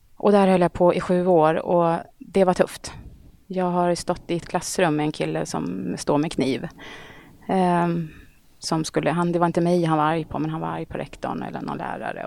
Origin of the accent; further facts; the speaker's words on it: Eskilstuna, Södermanland, Sweden; moved away as an adult; also born or lived in Stockholm; jag är uppvuxen i Eskilstuna faktiskt. Okay. Så jag gick hela min skolperiod i Eskilstuna